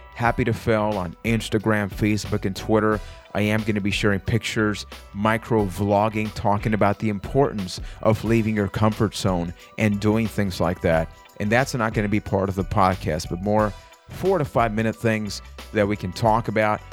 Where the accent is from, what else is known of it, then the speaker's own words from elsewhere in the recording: Puerto Rico; I am from Puerto Rico